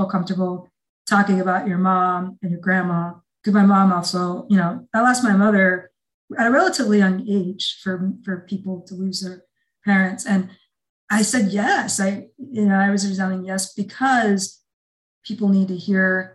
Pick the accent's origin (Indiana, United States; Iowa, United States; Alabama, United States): Iowa, United States; I was raised in Iowa